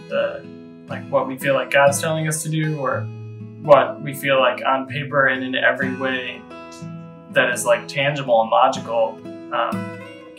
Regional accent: Michigan, United States; I grew up in Michigan, was born and raised in Michigan, went to the University of Michigan

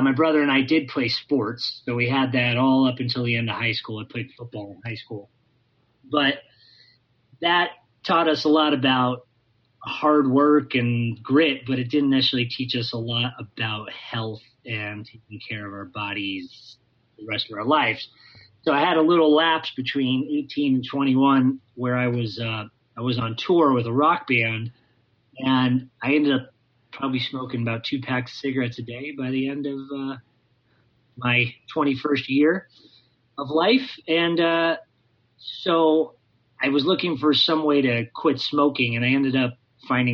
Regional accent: Oxnard, California, United States; moved away as an adult; also born or lived in Ventura, California; now in Los Angeles, United States; I am from nearby, a place called Oxnard

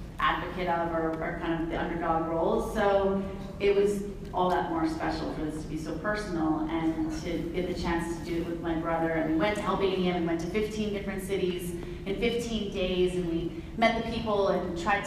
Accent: Watertown, Massachusetts, United States; we were growing up in Watertown, outside of Boston

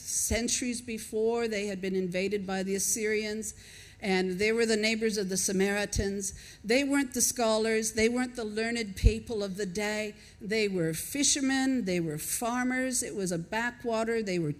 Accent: Washington, United States; also born or lived in Minnesota; now in Australia; I was born in Minnesota, raised in Washington, and, you know, the accent is not like it is in the South. But I think maybe 35 years in Australia has softened a little bit.

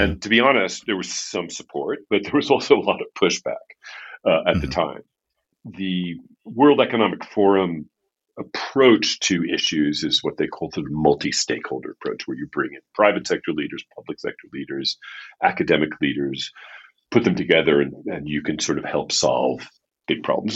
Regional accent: New York City, New York, United States; moved away as an adult; also born or lived in Paris, France; now in Los Angeles, United States; growing up in Manhattan in the kind of environment I grew up.

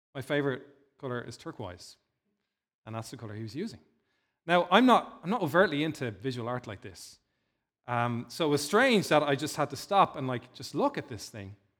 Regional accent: Dún Laoghaire, Leinster, Ireland; Dunleary's in my hometown where I grew up in, uh, in South Dublin

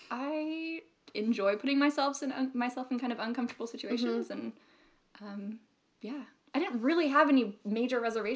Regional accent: United States; accent: American; also born or lived in Australia

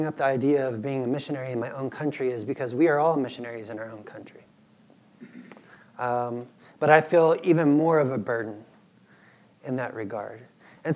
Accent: United States; moved away as an adult; also born or lived in Peru; I would be a missionary in my own country

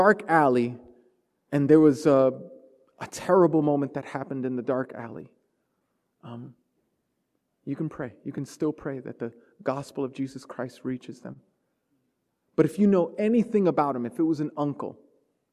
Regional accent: New York City, New York, United States; growing up in Brooklyn in the 80s

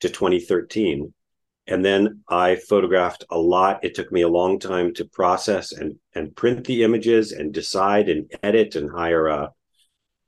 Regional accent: Israel; moved away; I grew up in Israel in the 1970s

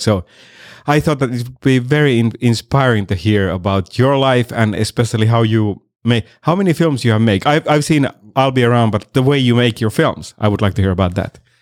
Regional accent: Finland; moved away as an adult; also born or lived in Miami; now in Los Angeles, United States; I'm originally from Finland and I've been here for seven years, uh, in L A.

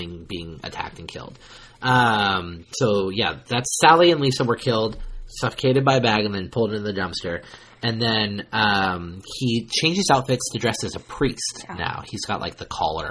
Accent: Ukiah, California, United States; moved away; we grew up in Mendocino County. We grew up in Ukiah, which is the hub of Mendocino County

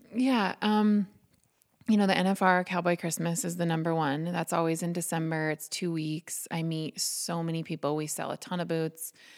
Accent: Butte, Montana, United States; now in Harrison, United States; I'm originally from Butte, um, so fifty miles from here. Um, born and raised

